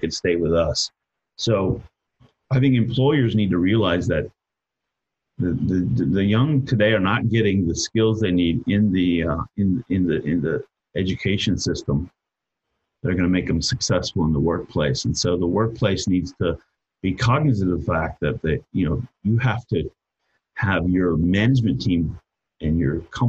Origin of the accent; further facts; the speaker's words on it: United States; I'm an American